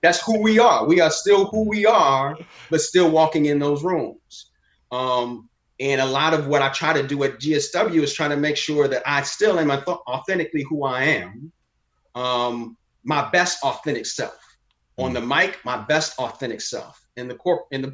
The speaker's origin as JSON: {"language": "English", "town": "Chicago", "region": "Illinois", "country": "United States", "tie": "born or raised there", "also_born_or_lived": "Morehouse (Atlanta, Georgia)", "said": "I grew up in the South suburbs of Chicago, but I was born on the South side of Chicago."}